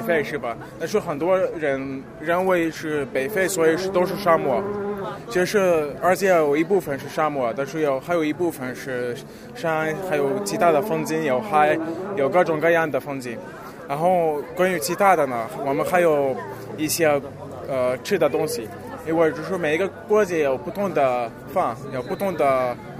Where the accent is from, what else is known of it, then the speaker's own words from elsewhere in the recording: South Africa; Chinese is a second language; now in Beijing, China; 我来自南非